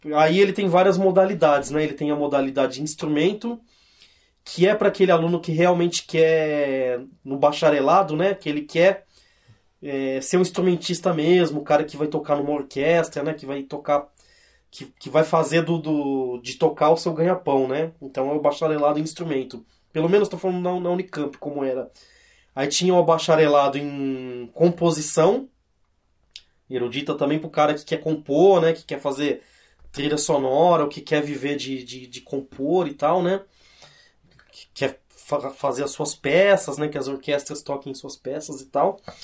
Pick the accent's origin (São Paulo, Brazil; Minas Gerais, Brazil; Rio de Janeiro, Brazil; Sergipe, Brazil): São Paulo, Brazil; Cosmópolis; also born or lived in Santos; Eu, na verdade eu nasci em Santos, mas eu fui para Cosmópolis eu era muito criança